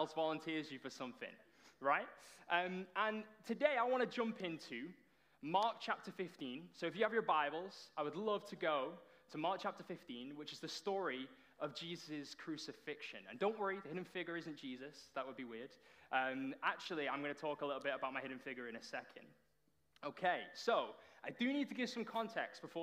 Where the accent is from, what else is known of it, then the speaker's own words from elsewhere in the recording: Runcorn, North West England, United Kingdom; moved away as an adult; now in Toronto, Canada; I am from the Promised Land, which is Runcorn.